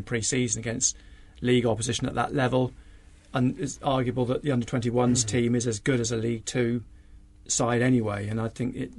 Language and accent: English; Exeter, South West England, United Kingdom; born or raised there; moved away